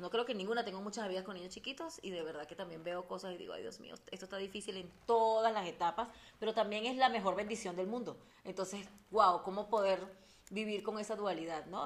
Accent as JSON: {"language": "Spanish", "country": "Venezuela", "said": "soy somos venezolanas, ¿verdad? Que eso es importante, por eso hablamos un poco rápido"}